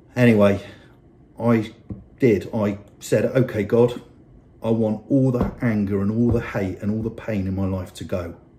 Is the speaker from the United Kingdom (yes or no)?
yes; Bristol, South West England, United Kingdom; I grew up in Bristol um, on a council estate.